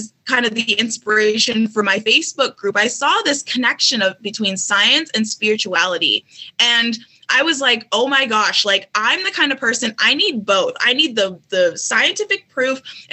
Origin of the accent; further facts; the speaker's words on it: Minneapolis, Minnesota, United States; moved away; also born or lived in Colorado; even though I'm from Minneapolis, I moved to Colorado